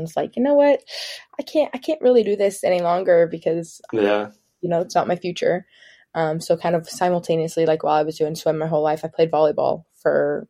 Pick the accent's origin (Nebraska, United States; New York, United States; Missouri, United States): Missouri, United States; Kansas City; moved away as an adult; also born or lived in Stanford, California; I'm from Kansas City, Missouri. Lived here my whole life